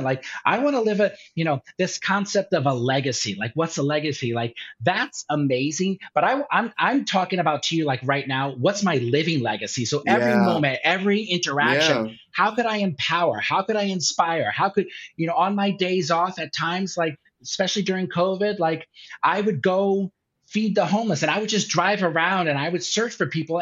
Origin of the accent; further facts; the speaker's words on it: Durham, Connecticut, United States; also born or lived in New York; now in Phoenix, United States; my hometown of Durham, Connecticut